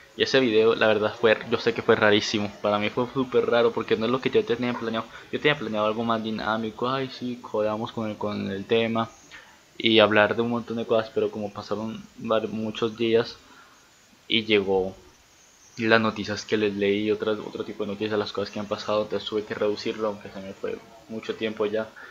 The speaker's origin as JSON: {"language": "Spanish", "country": "Venezuela", "moved": "as an adult", "said": "soy venezolano y me tengo que salir de mi país"}